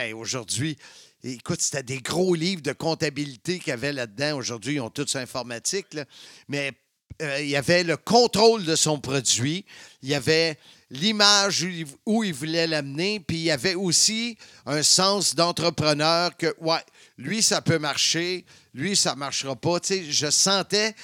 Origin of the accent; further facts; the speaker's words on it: Salaberry-de-Valleyfield, Quebec, Canada; Valleyfield, ma ville natale, la ville de l'amour